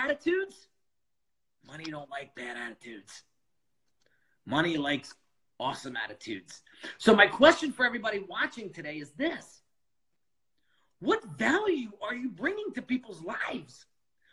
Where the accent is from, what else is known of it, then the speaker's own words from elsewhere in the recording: outside of New York City, United States; I grew up outside of New York City